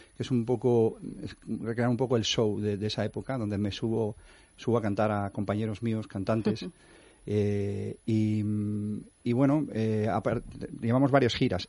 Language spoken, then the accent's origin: Spanish; Valencia, Valencian Community, Spain; moved away as an adult; now in Madrid, Spain; yo soy valenciano, mm. y, me vine a Madrid hace como cuatro años